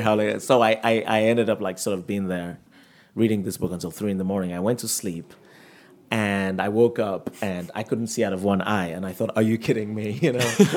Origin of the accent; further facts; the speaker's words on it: Nigeria; also born or lived in United States; now in New York City, United States; I grew up in Nigeria and I had a happy childhood